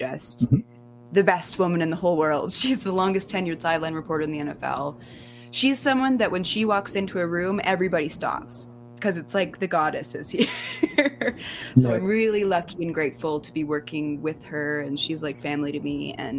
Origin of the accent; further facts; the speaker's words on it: Kimberley, British Columbia, Canada; moved away; I'm from Kimberley